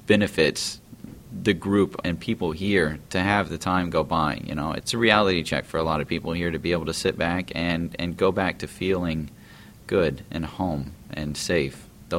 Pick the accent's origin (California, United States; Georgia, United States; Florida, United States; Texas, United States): Georgia, United States; Atlanta; I'm originally from Atlanta, Georgia. I'm 28 years old, currently United States Marine Corps.